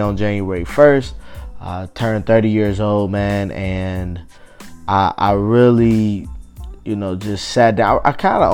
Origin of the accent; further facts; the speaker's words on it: Cincinnati, Ohio, United States; I'm in Cincinnati